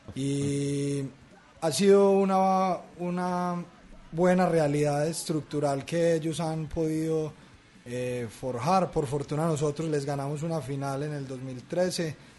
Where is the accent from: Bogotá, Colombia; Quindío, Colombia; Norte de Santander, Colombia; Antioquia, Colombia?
Antioquia, Colombia; Medellín; los paisas somos nosotros, los de Medellín